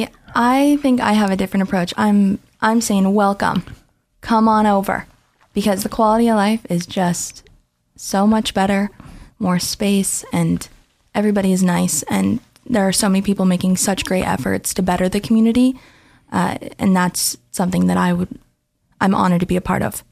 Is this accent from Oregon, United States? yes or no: yes; Portland, Oregon, United States; moved away as an adult; now in Boise, United States; I was born in Portland, Oregon.